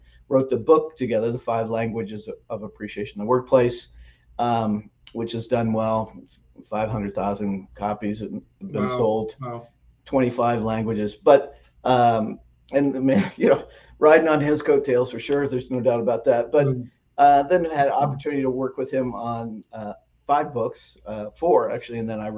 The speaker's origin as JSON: {"language": "English", "town": "Lawrence", "region": "Kansas", "country": "United States", "tie": "born or raised there", "also_born_or_lived": "Wheaton, Illinois / Phoenix, Arizona / Atlanta, Georgia", "moved": "as an adult", "said": "So I grew up outside of Kansas City in Lawrence, Kansas, where the University of Kansas is."}